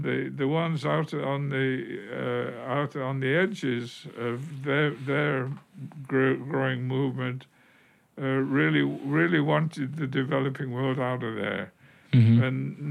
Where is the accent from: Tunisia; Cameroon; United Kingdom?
United Kingdom; moved away; being British